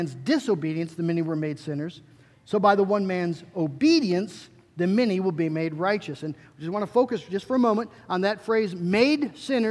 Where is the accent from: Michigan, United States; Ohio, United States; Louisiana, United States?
Michigan, United States; West; I grew up in the Dutch Reform world, right here in West Michigan.